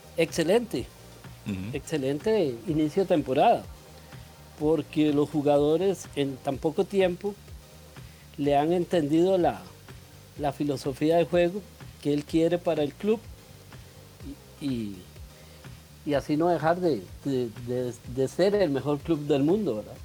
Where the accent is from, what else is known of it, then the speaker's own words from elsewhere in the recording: Cartago, Costa Rica; moved away as an adult; now in Santo Domingo, Costa Rica; yo los acompaño de Santo Domingo Heredia, soy oriundo de Cartago